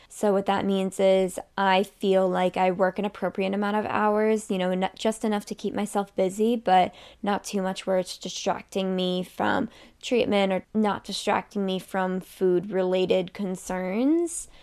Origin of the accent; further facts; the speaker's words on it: Massachusetts, United States; also born or lived in Miami; I'm from Massachusetts, so in March, it's still cold